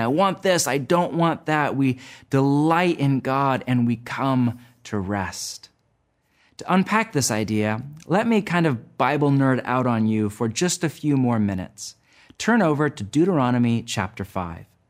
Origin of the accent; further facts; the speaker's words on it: United States; my home country of the U S